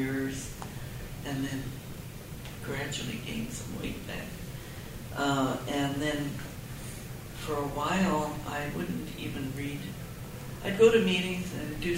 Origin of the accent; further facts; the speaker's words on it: Canada; now in United States; I grew up in Canada